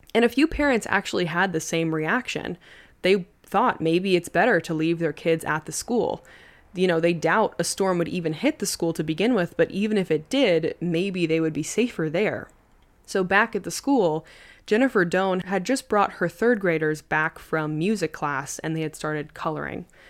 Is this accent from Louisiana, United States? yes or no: no; Long Island, New York, United States; growing up on Long Island, I've Been through a couple tropical storms